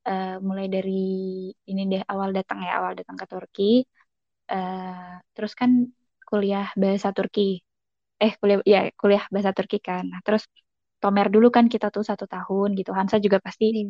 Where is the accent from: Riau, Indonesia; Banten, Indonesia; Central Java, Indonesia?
Central Java, Indonesia; Solo; moved away as an adult; now in Turkey; Terus aku asal Indonesia-nya dari Solo, Jawa Tengah. Hmm, datang pertama kali tahun 2017 waktu itu dan alhamdulillah datang dapat beasiswa penuh dari YTB.